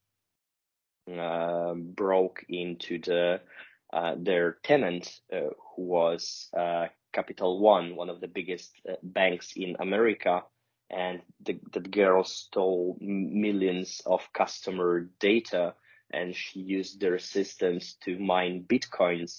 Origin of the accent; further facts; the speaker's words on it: Poland; I'm from Poland. I live in Warsaw